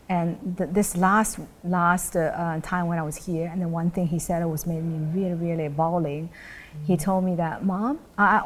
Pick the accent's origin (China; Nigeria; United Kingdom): China; moved away; also born or lived in United States / Europe; I was originally from China